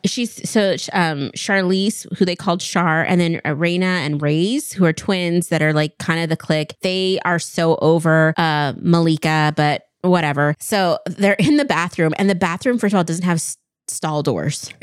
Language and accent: English; Kennewick, Washington, United States; moved away as an adult; also born or lived in Chicago; growing up in Eastern Washington